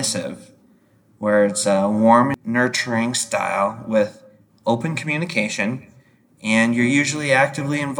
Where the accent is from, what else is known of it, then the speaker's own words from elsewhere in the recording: Idaho, United States; growing up in Idaho